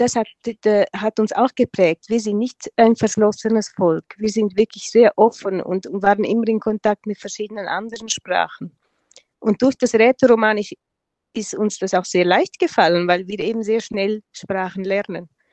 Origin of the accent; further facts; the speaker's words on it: Engadin, Graubünden, Switzerland; first language Romansh; German is a second language; also born or lived in Tanzania; das ist unsere Muttersprache, das lernen wir von klein auf. Wir lernen Deutsch als erste Fremdsprache